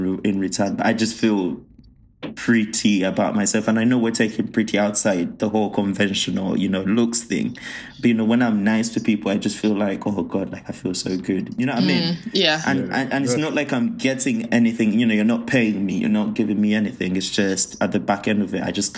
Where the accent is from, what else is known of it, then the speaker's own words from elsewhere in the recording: Uganda; moved away; I grew up in Africa and I grew up, I grew up in Uganda where having that treat was such a rarity.